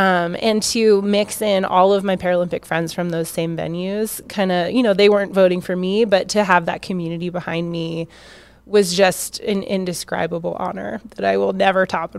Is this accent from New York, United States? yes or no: no; Washington, United States; But it was where I grew up in Washington